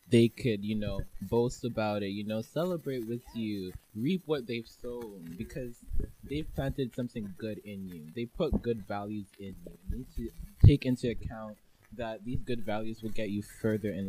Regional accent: Canada; I'm Canadian

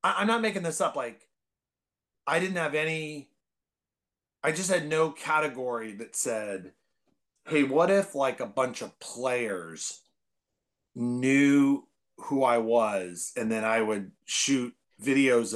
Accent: Bay Area, California, United States; I grew up in the Bay Area

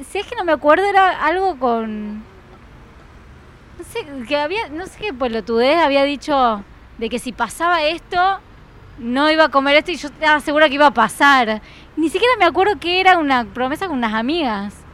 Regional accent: Buenos Aires, Argentina; como porteños que somos.

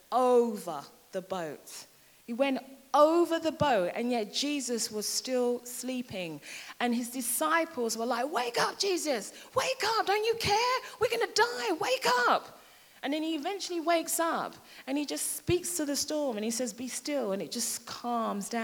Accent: London, United Kingdom; moved away as an adult; now in Hertfordshire, United Kingdom; I'm from London and I've been in Hertfordshire now for about 13 years.

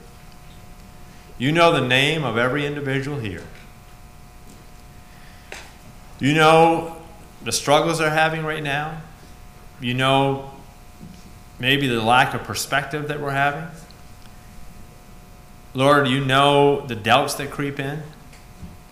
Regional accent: New England, United States; I'm a New England boy

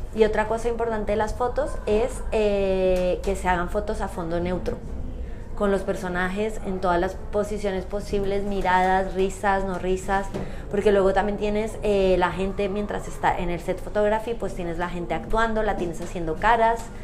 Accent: Colombia; moved away; yo soy de Colombia

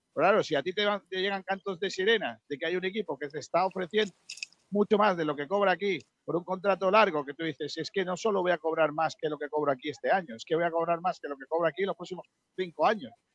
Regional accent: Rincón de la Victoria, Andalusia, Spain; mi pueblo

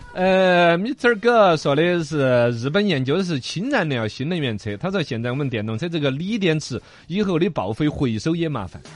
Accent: China; 我们中国人都很傲娇

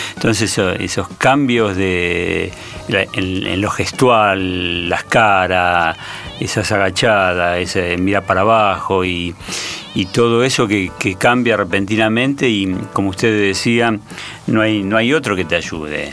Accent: Argentina; nosotros somos, el argentino es deportista

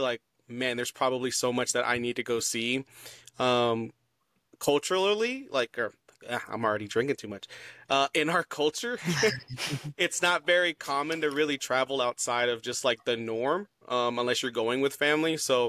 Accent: Texas, United States; I'm from the South. I'm from Texas.

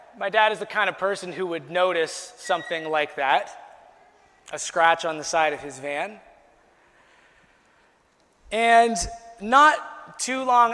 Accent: Chatham-Kent, Ontario, Canada; my hometown of Chatham, Kent.

